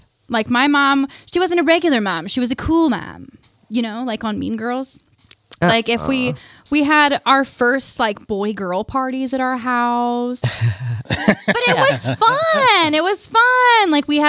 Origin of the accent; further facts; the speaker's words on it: Winfield, United States; I mean, people think that's what I talk like when I tell them I'm from Winfield.